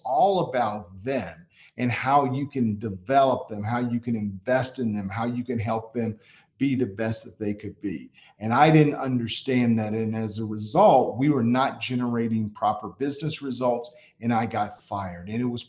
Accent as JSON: {"language": "English", "town": "Indianapolis", "region": "Indiana", "country": "United States", "tie": "born or raised there", "also_born_or_lived": "Florida", "said": "I grew up, I like to consider myself a Midwestern boy. I was born in Florida, but grew up in Indianapolis. My formative years were spent there."}